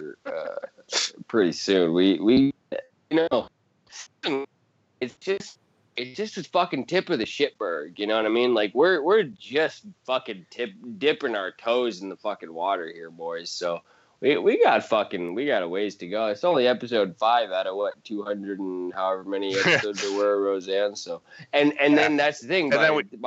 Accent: Montana, United States; I'm from Montana

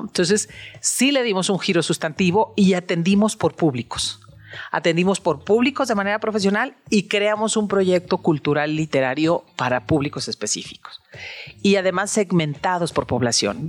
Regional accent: Guadalajara, Jalisco, Mexico; Yo que soy de Guadalajara

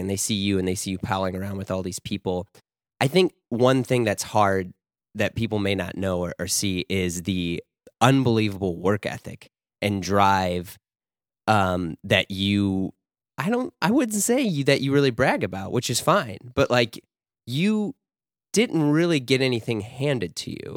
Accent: Florissant, Missouri, United States; also born or lived in Baldwin, Missouri; I grew up in Ferguson, Florissant

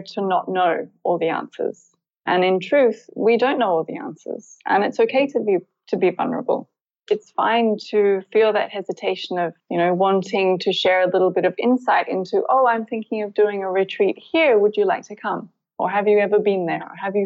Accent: Byron Bay, New South Wales, Australia; moved away as an adult; also born or lived in United Kingdom; I'm born and raised in Byron Bay, Australia

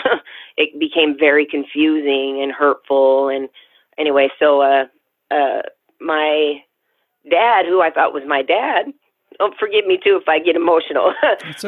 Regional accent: Tacoma, Washington, United States; I was born in Tacoma, Washington

